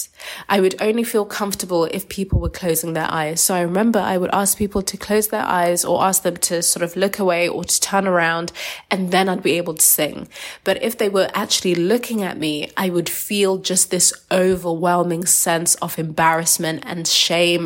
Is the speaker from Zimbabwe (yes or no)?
yes; Zimbabwe; I'm from Zimbabwean, Shona tribe. I'm from a culture where singing is a big part of the culture